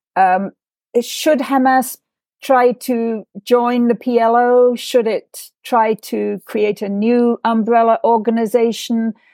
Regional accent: England, United Kingdom; my growing up in England

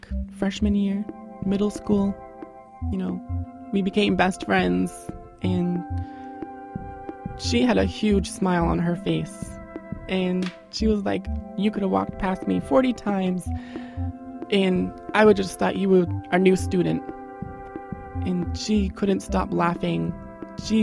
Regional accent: Westbrook, Maine, United States; I'm from Westbrook

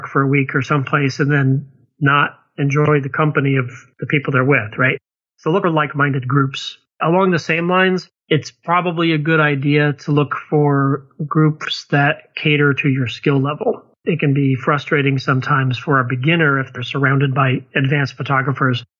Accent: Connecticut, United States; I grew up in Connecticut

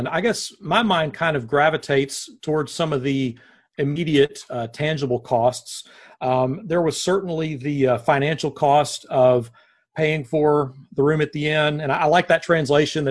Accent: Nashville, Tennessee, United States; moved away as an adult; also born or lived in Searcy, Arkansas; now in Corpus Christi, United States; I am born and raised in Nashville.

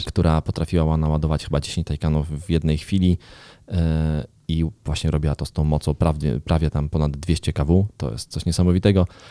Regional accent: Garwolin, Masovian Voivodeship, Poland; do mojego rodzinnego miasta, do Garwolina

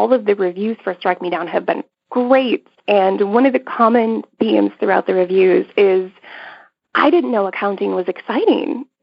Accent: Minnesota, United States; rural southern Minnesota, my home state

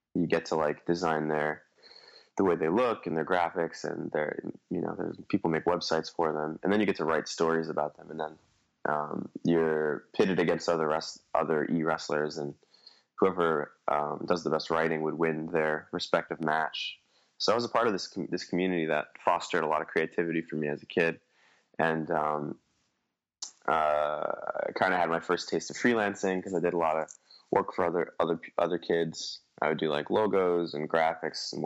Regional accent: New York City, New York, United States; born and raised in Staten Island, New York

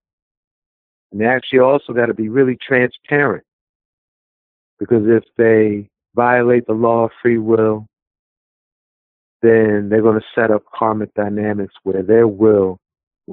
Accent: Washington, District of Columbia, United States; moved away as an adult; now in Philadelphia, United States; I currently live here in Philadelphia, and I've lived here about 20 years, but I'm not from here. Originally, I'm from Washington, D.C.

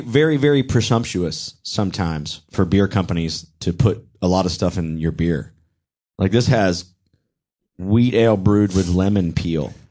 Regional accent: Charlotte, North Carolina, United States; now in Atlanta, United States; I'm from Charlotte

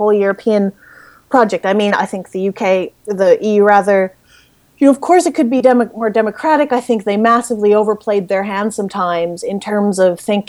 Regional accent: Canada; moved away as an adult; now in Oxford, United Kingdom; one of the things as a Canadian that surprised me the most, especially when I first came to the UK

